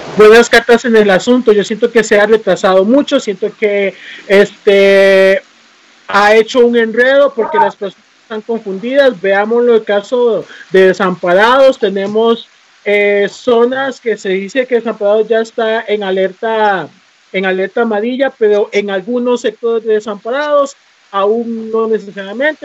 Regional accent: Costa Rica; nosotros como costarricenses

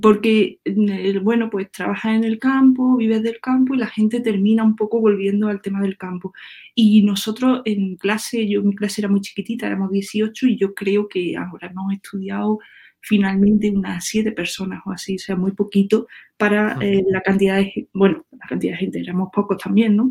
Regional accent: La Montiela, Andalusia, Spain; yo soy de Córdoba y soy, me crié en un pueblo que es donde estoy ahora mismo, que, se llama La Montiela

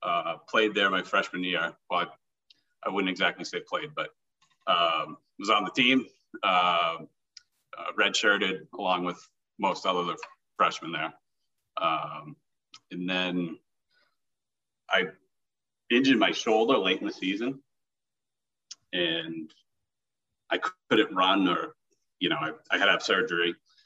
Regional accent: Milton, Massachusetts, United States; A young …, I guess, was just always playing sports

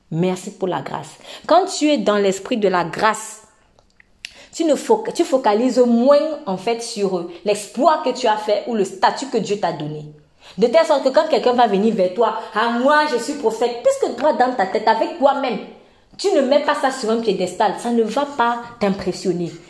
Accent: Tunisia; Moi, peut-être, je suis tunisienne. Je prêche un message ferme à quelqu'un qui est français.

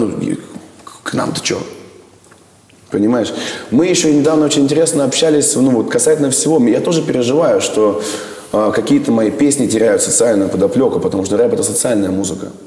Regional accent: Moscow, Russia; Я москвич, угу. я люблю свой город.

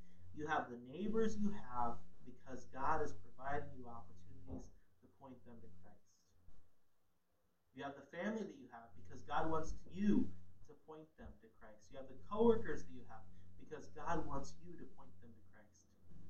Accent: Ghana; I was a missionary's kid. I grew up in Ghana, West Africa.

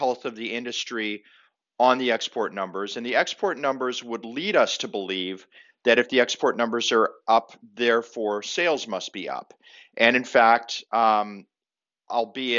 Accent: Zanesville, Ohio, United States; I was born in Zanesville, Ohio

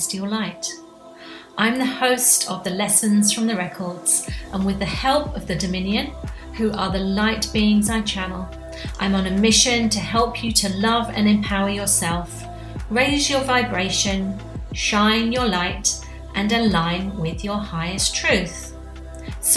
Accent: United Kingdom; being a Brit

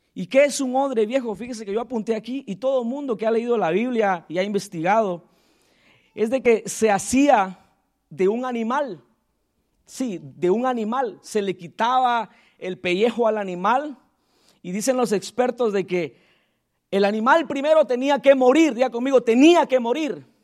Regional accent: Tecún Umán, San Marcos, Guatemala; soy de allá, de Aldea del Triunfo, Tecumán, San Marcos, Guatemala, Centroamérica

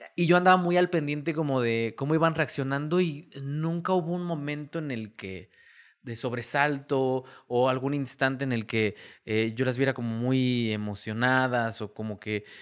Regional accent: Mexico; a nosotros como mexicanos

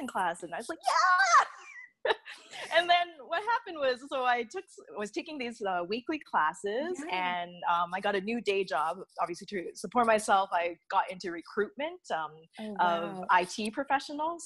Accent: Red Deer, Alberta, Canada; moved away as an adult; also born or lived in Edmonton / Vancouver; I'm originally from Alberta. So I grew up in Red Deer

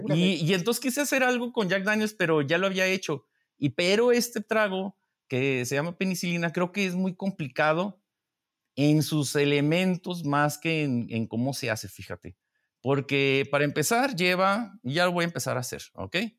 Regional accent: Mexico; Siendo mexicano

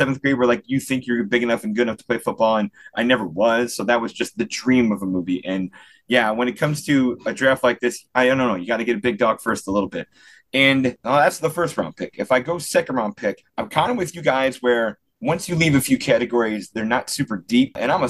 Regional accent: Chicago, Illinois, United States; I'm an Irish Catholic kid from, you know, from the Chicago area.

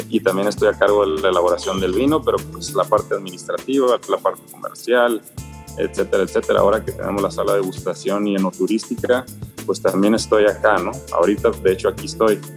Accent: Ensenada, Baja California, Mexico; eh, soy de aquí de Ensenada, nacido en Ensenada, soy ingeniero civil de profesión

